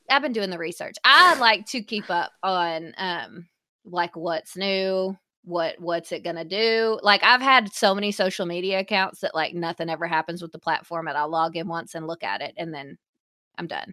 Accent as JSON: {"language": "English", "region": "the South", "country": "United States", "tie": "born or raised there", "said": "we are from the South"}